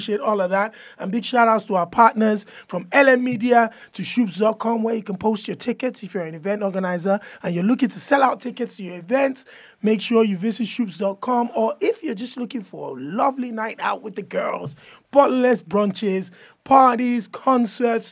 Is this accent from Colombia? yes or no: no; Nigeria; also born or lived in Yoruba; now in United Kingdom; I'm here in the UK and I'm Nigerian